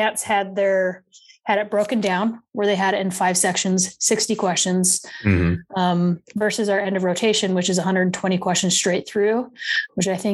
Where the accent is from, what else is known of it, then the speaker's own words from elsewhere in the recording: Utah, United States; moved away as an adult; also born or lived in Georgia; now in Decatur, United States; I'm originally from Utah, born and raised in Utah. Moved to Georgia to go to PA school